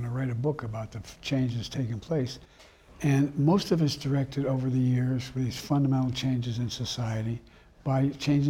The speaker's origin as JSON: {"language": "English", "town": "Claymont", "region": "Delaware", "country": "United States", "tie": "born or raised there", "also_born_or_lived": "Scranton, Pennsylvania", "said": "the guys I grew up with in Claymont, Delaware, and Scranton, Pennsylvania"}